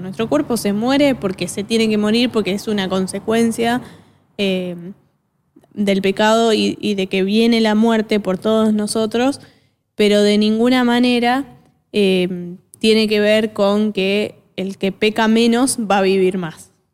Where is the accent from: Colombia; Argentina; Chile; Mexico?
Argentina; acá los argentinos sobre todo, somos bastante eh, orgullosos